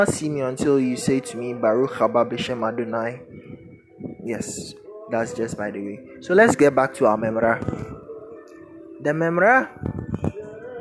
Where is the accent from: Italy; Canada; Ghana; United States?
Ghana; Ashanti; first language Twi; English is a second language; I was raised in the Ashanti region.